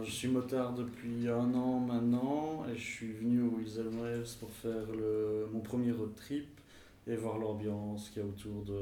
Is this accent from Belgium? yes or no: yes; Belgium; Comme on est des Belges